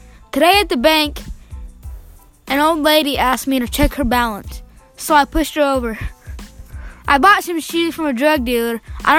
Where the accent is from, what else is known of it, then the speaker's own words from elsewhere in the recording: Southern Illinois, United States; I was born in September 2006. I choose not to say the date. But anyways, I'm 12, and I was born in Southern Illinois in a very large town.